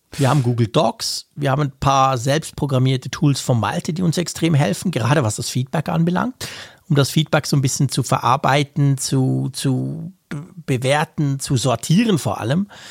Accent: Bern, Switzerland; als, äh, Berner

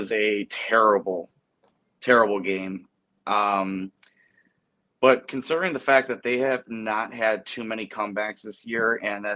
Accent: Chicago, Illinois, United States; I'm from Chicago

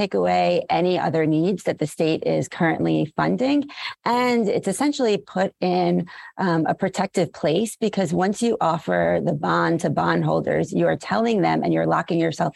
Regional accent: New York City, New York, United States; I grew up in New York, I'm a Brooklynite

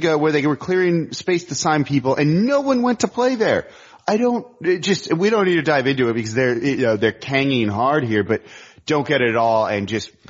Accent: Los Angeles, California, United States; I'm from Los Angeles.

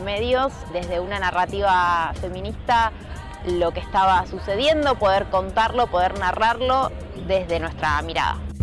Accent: Ramos Mejía, Buenos Aires Province, Argentina; estaba en el patio de mi casa en Ramos

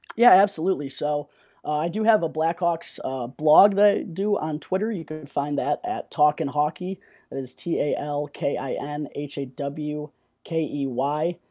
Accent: Lake Zurich, Illinois, United States; moved away; also born or lived in Missouri; I'm from Lake Zurich, Illinois, and graduated from Lake Zurich High School back in two thousand fifteen

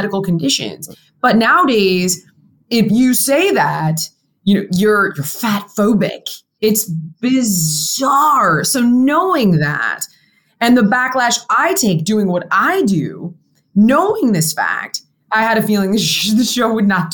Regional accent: California, United States; I grew up in California

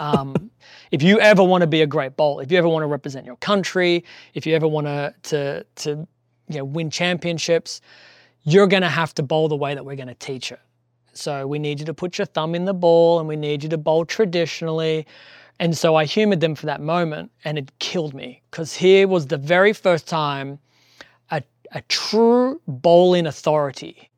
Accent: Australia; moved away; I'm Australian

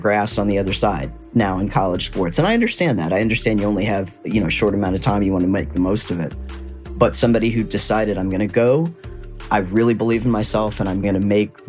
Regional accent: Midwest, United States; I'm a Midwesterner

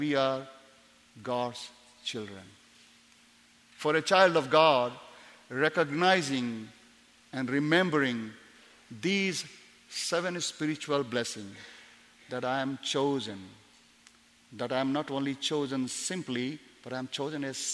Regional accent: India; also born or lived in Tibet; By citizenship, I'm Indian, but of course my parents migrated from Tibet in 1940, so I look a little bit different

